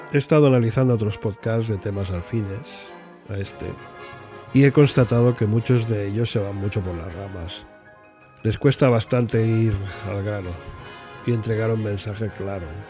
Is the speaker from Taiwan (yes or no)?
no; Barcelona, Catalonia, Spain; moved away as an adult; also born or lived in England; now in United Kingdom; Soy español de nacimiento y británico de adopción. Natural de Barcelona.